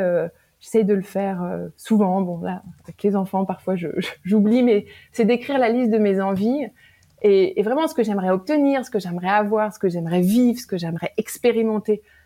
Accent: Paris, Île-de-France, France; moved away as an adult; also born or lived in New York; now in Silicon Valley, United States; je suis originaire de Paris, j'ai grandi entourée de mes parents, de mon frère, tout, toute ma vie

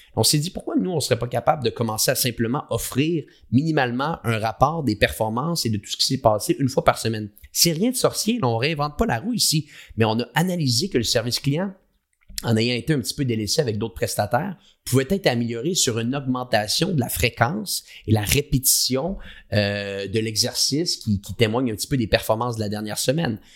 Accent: Quebec, Canada; accent: québécois; now in Montreal, Canada; J'ai un accent québécois. Moi, je suis basé au Canada, à Montréal.

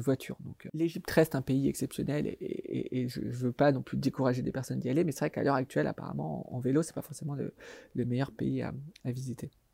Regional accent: France

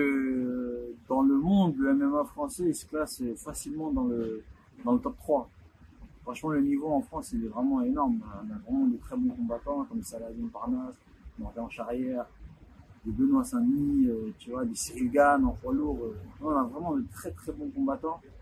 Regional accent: Douala, Littoral, Cameroon; Chez moi, à Douala

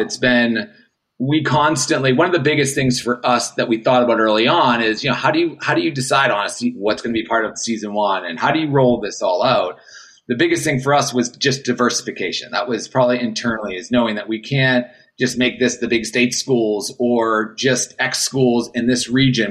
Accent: Boston, Massachusetts, United States; moved away as an adult; also born or lived in Jacksonville, Florida; I'm coming from Boston to a small little town, not town, but it's a city, but down in Jacksonville, Florida

